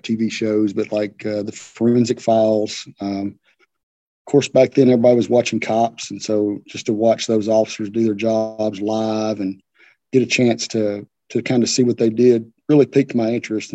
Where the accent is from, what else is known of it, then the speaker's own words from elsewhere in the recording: Portland, Tennessee, United States; happy to be able to serve my hometown. You know, it's being able to police your hometown is a special thing